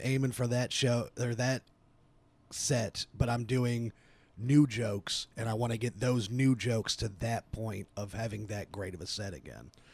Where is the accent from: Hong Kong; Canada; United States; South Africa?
United States; Dayton, Ohio; also born or lived in Atlanta, Georgia; I was born in Atlanta, uh, moved to Dayton when I was around two.